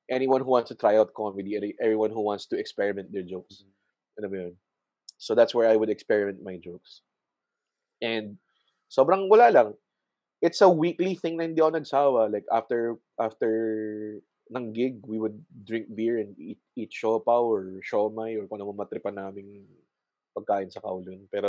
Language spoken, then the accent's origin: Tagalog; Muntinlupa, Metro Manila, Philippines; I'm from Muntinlupa